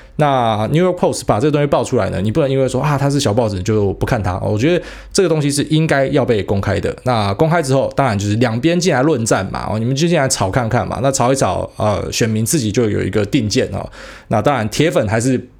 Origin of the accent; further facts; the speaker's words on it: Taiwan; 我们台湾人